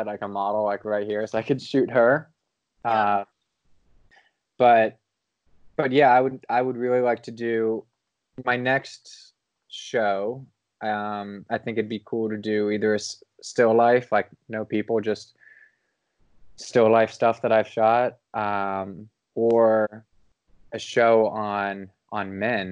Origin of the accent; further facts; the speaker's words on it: Cincinnati, Ohio, United States; moved away; it was in my hometown in Cincinnati